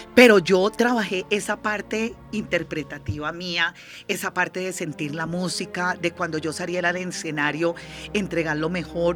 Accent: Barbacoas, Nariño, Colombia; now in Bogotá, Colombia; yo soy de Barbacoas Nariño, sí, nací en Mongón, estoy registrada en Barbacoas Nariño, tengo como esa, esa vena del Pacífico por dentro

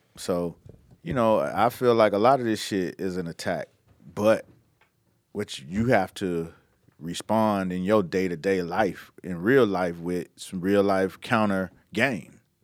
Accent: Miami, Florida, United States; I'm from Miami

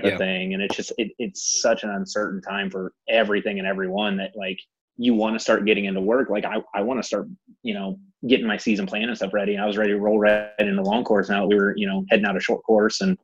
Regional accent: Northwest Ohio, United States; moved away as an adult; now in Nashville, United States; I'm originally from Northwest Ohio. I moved down here and I've lived here in Nashville

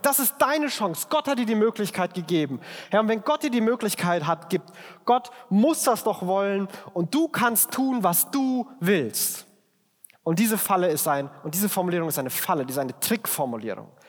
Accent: Germany; als Deutscher

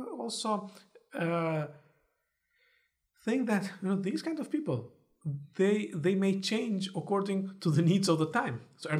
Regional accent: Istanbul, Turkey; now in United States; When somebody asks me, where are you from? I tell them I'm from Istanbul. I'm Istanbullu.

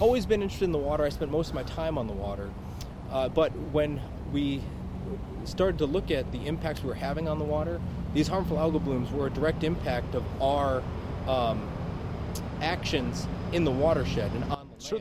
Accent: New York, United States; moved away; also born or lived in Michigan; I grew up on New York, but I spent most of my summers on the shores of Lake Michigan

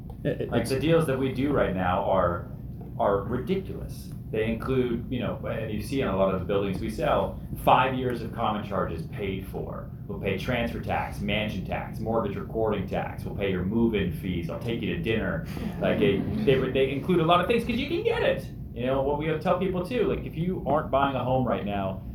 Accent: New York City, New York, United States; because I'm a New Yorker and I negotiate the price of a bagel.

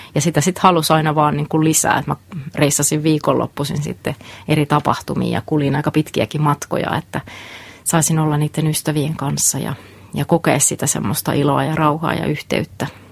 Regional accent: Lapua, South Ostrobothnia, Finland; moved away as an adult; Mä oon tuolta Etelä-Pohjanmaalta, Lapualta. Siellä kasvoin noin 19 ensimmäistä vuotta

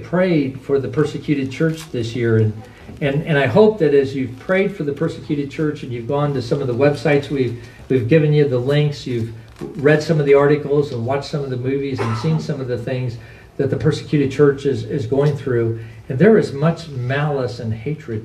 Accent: United States; We are Americans and we are citizens.

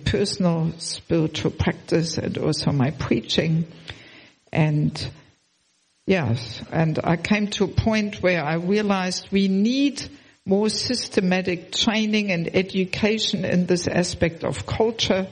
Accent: Germany; moved away as an adult; also born or lived in Sydney, Australia / former Soviet Union; originally I'm from Germany, but I have never lived in Germany as a devotee. I left already Germany about 34 years ago

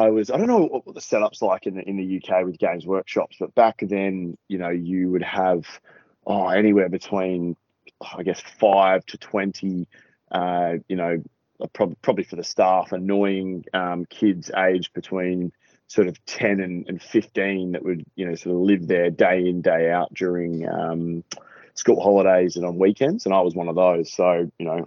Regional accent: Adelaide, South Australia, Australia; also born or lived in Melbourne; now in Queensland, Australia; I'm from South Australia.

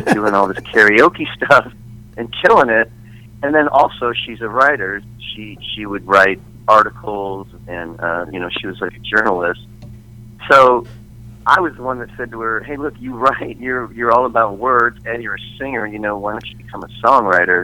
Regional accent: Scottsdale, Arizona, United States; growing up in Phoenix, in Scottsdale. You know, when I was a kid, the biggest station in Arizona was KNIX.

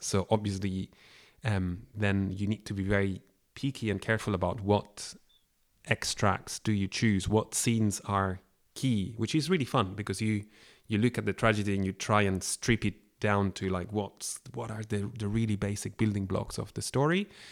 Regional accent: Barcelona, Catalonia, Spain; now in Scotland, United Kingdom; I come from Barcelona and, uh, I was here living in Scotland

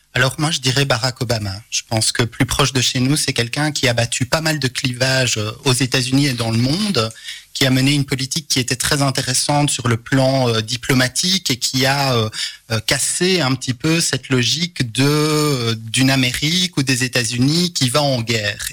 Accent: Charleroi, Wallonia, Belgium; je suis né à Montigny-sur-Sambre

